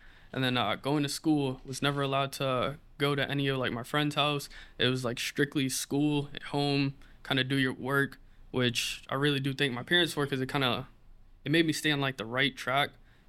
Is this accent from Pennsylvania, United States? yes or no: no; Brockton, Massachusetts, United States; I'm from Brockton, Massachusetts.